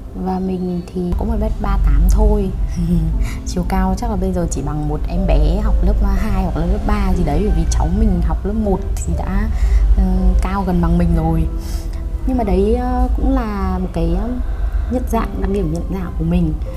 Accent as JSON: {"language": "Vietnamese", "region": "Hanoi", "country": "Vietnam", "tie": "born or raised there", "also_born_or_lived": "Beijing, China", "said": "Sinh ra và lớn lên ở Hà Nội"}